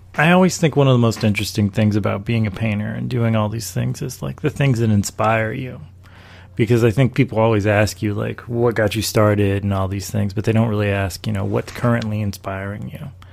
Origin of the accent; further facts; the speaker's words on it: Charlotte, North Carolina, United States; also born or lived in Washington, D.C. / Maryland; I was born in Washington, D.C., I come from a West Indian, Afro Latino background, and I grew up in North Carolina, of all places, and also Maryland